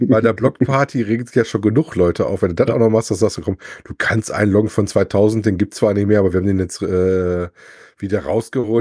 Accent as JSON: {"language": "German", "town": "Wesel", "region": "North Rhine-Westphalia", "country": "Germany", "said": "bei uns in Wesel"}